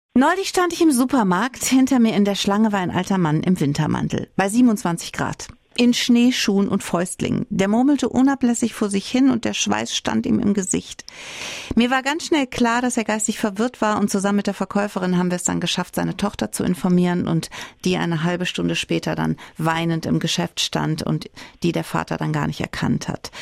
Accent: Saarland, Germany; Bei uns im Saarland

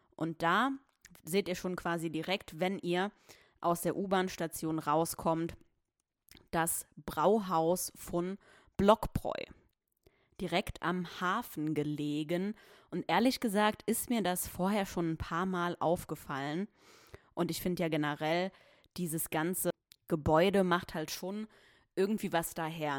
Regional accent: Saarbrücken, Saarland, Germany; ich komme aus Saarbrücken

